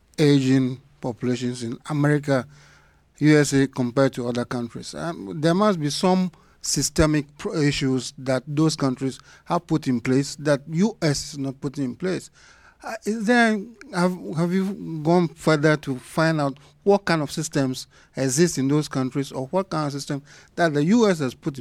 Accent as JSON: {"language": "English", "country": "Ghana", "said": "I'm from Ghana."}